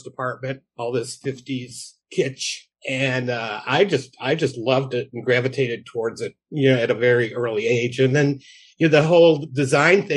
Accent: Norridge, Illinois, United States; I grew up in Norridge, which is a little suburb on the northwest side of Chicago

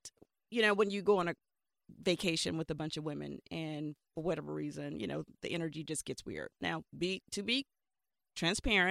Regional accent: Alabama, United States; I'm from Alabama

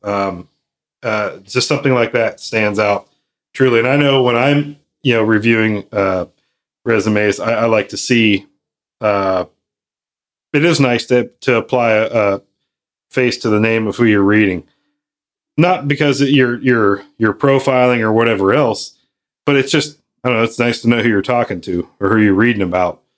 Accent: Midwest, United States; I'm from the Midwest.

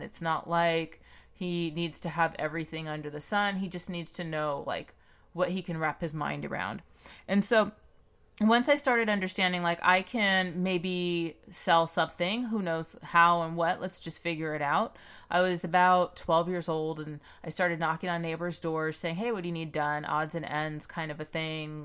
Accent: Pomona, California, United States; I grew up in Pomona, California

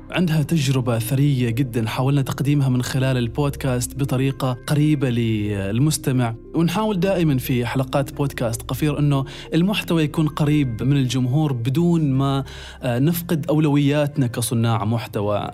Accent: Oman; عندنا في عمان

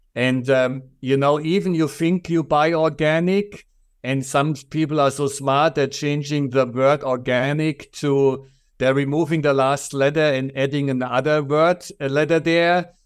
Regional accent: Germany; accent: German; English is a second language; moved away as an adult; I'm originally from Germany, so everybody will recognize my strong accent

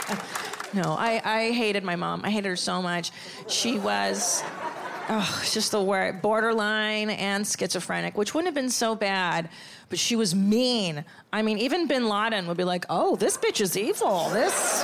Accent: Los Angeles, California, United States; I'm from Los Angeles.

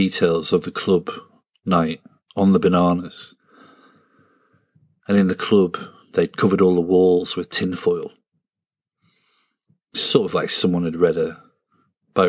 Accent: a village near Sunderland, North East England, United Kingdom; I'm from a village that has had it hard

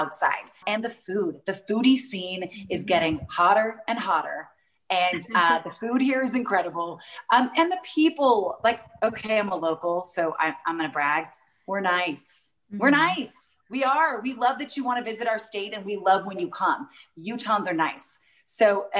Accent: Utah, United States; I grew up in Utah

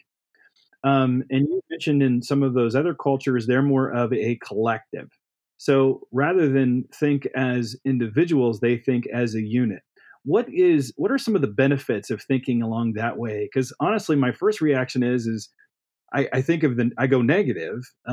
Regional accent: Midwest, United States; I grew up in the Midwest

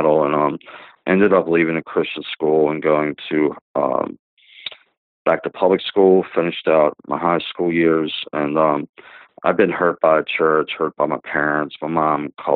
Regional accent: Dundalk, Maryland, United States; I was born in 1966 in Baltimore, Maryland, a small town called Dundalk

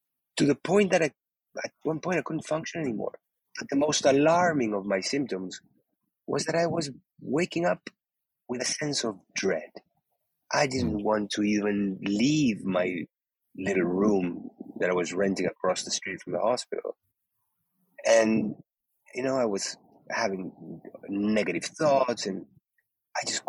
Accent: Uruguay; moved away; I was born in Uruguay, in South America, in the 60s

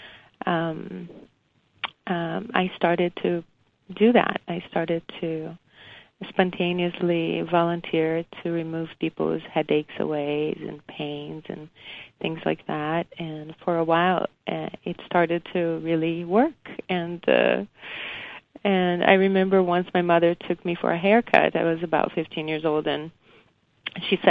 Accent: Brazil; moved away as an adult; I was born in Brazil. And came here in my young adult life.

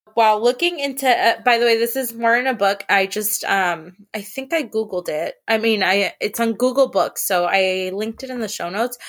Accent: San Francisco, California, United States; also born or lived in the Valley; I grew up in San Francisco

